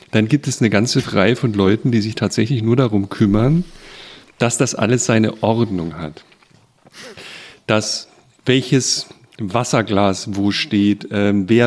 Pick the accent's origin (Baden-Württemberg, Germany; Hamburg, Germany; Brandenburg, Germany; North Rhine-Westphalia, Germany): Baden-Württemberg, Germany; ich würde jetzt als Badener